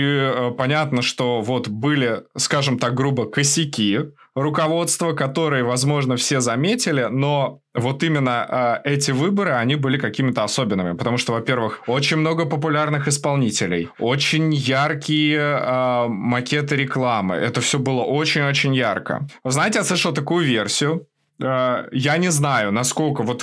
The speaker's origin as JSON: {"language": "Russian", "country": "Russia", "tie": "born or raised there", "moved": "yes", "lives_now": "Ukraine", "said": "Я вообще э, родился и вырос в России, но волею судьбы, как бы, я там последние 10 лет живу в Украине."}